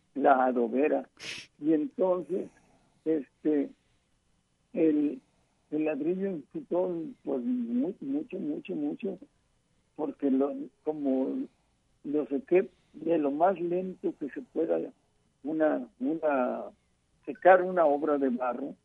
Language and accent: Spanish; Tlaquepaque, Jalisco, Mexico; no hay quien sepa lo que yo sé de, mi pueblo